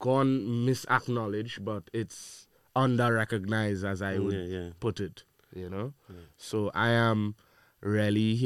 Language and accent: English; Trinidad & Tobago; also born or lived in Brooklyn, New York; I was born in Brooklyn, New York, okay. But I grew up in Trinidad and Tobago.